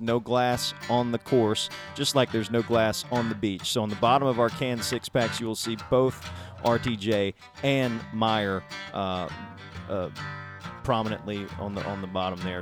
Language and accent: English; South Alabama, United States; I grew up in South Alabama myself